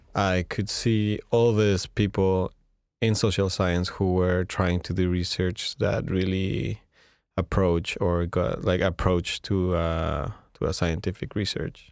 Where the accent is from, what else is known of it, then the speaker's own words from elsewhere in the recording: Mexico; moved away as an adult; now in Montreal, Canada; we're Mexicans, but we're really talking from Montreal.